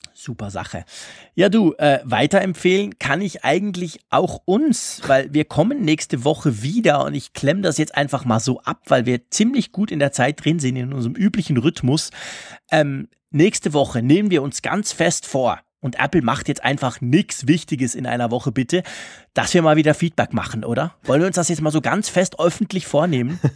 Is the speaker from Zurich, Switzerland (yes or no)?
yes; Zurich, Switzerland; Bei uns in Zürich